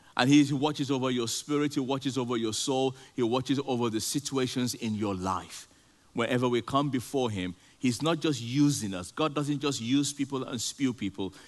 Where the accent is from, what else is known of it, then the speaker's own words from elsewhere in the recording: Nigeria; moved away; I grew up, I grew up in Nigeria